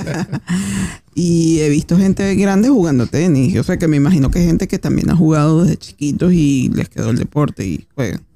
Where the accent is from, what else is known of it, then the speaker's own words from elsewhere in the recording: Caracas, Capital District, Venezuela; now in Argentina; nosotros que somos venezolanos, por lo menos en mi caso que soy de Caracas